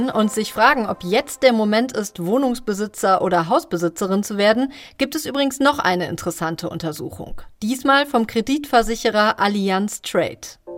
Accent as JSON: {"language": "German", "town": "Duisburg", "region": "North Rhine-Westphalia", "country": "Germany", "moved": "yes"}